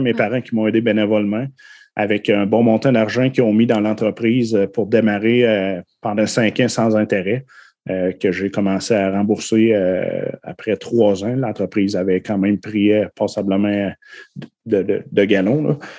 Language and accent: French; Saint-Côme-Linière, Quebec, Canada; j'ai été élevé à Saint-Côme-Linière